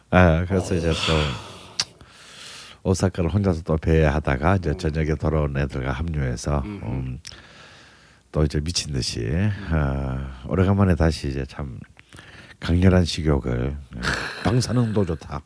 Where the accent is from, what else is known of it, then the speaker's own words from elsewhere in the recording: Busan, South Korea; moved away; 왠지 제 고향에 간 듯한 느낌. 음. 뭔가 약간 부산에 간 듯한 느낌이 좀 있어요.